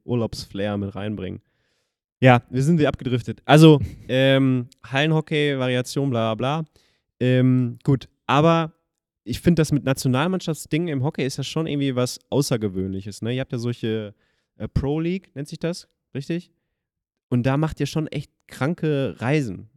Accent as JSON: {"language": "German", "town": "Schwerte", "region": "North Rhine-Westphalia", "country": "Germany", "tie": "born or raised there", "said": "da wo ich aufgewachsen bin in Schwerte"}